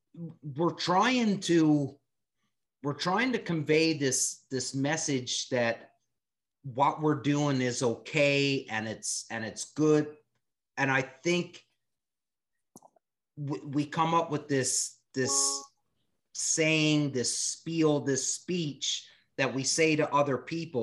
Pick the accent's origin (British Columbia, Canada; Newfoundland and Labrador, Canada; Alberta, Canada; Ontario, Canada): Newfoundland and Labrador, Canada; I'm from Newfoundland, where the seal hunt was such a major way of life